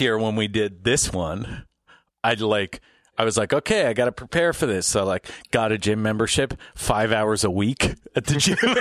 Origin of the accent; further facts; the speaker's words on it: Glace Bay, Nova Scotia, Canada; I grew up in Glace Bay, um, right. between Glace Bay and New Waterford